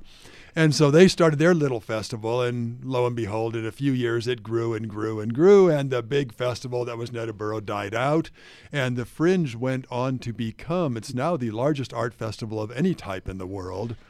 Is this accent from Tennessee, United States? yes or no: no; Hawaii, United States; moved away as an adult; also born or lived in North Carolina; now in Salt Lake City, United States; Nina and I are from Hawaii originally. That's our home.